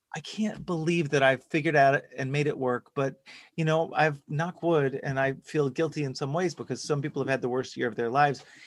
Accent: Dallas, Texas, United States; I grew up in Texas, in Dallas specifically

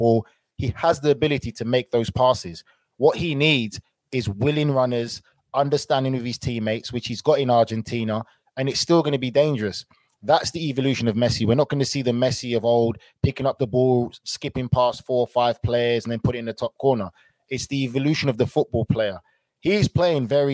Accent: England, United Kingdom; us as English players

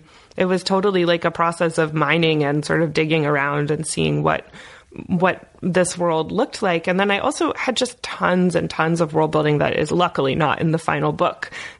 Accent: Indiana, United States; I'm from Indiana.

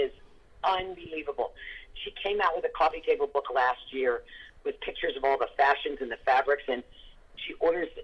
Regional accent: the South, United States; I grew up in the South

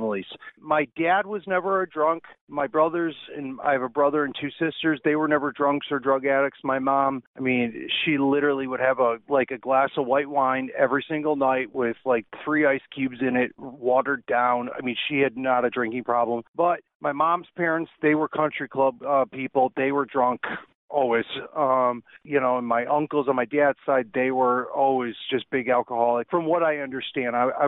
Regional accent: Chicago, Illinois, United States; moved away as an adult; also born or lived in Lake Tahoe; I grew up in Chicago

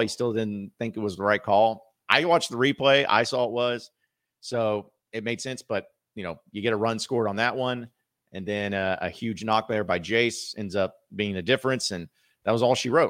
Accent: Fayetteville, Arkansas, United States; Northwest Arkansas, Fayetteville, my hometown

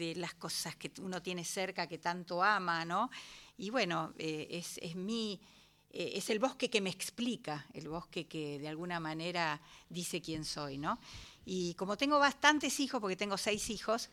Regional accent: San Miguel, Buenos Aires Province, Argentina; Yo soy de San Miguel

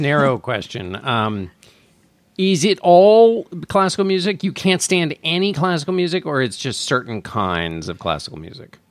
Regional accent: McLean, Virginia, United States; I was born in McLean, Virginia

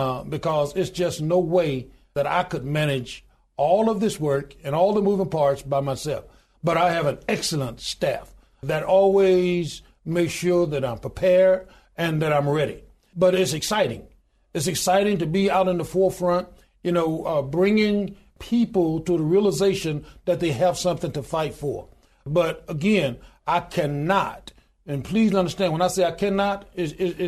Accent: Goodwater, Alabama, United States; I was born in the Deep South. I was born in a little small town in Goodwater, Alabama

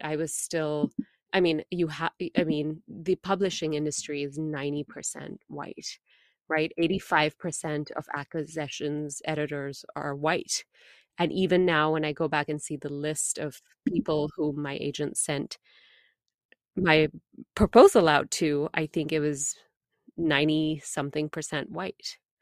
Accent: India; moved away; as an Indian woman, an immigrant woman

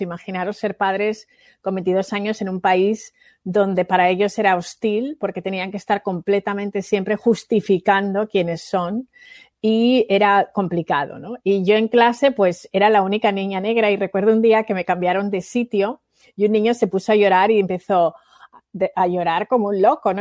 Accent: Spain; accent: Spanish; mi acento era español

